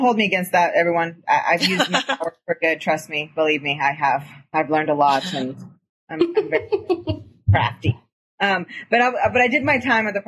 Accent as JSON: {"language": "English", "region": "Eastern Washington", "country": "United States", "said": "I'm from Eastern Washington"}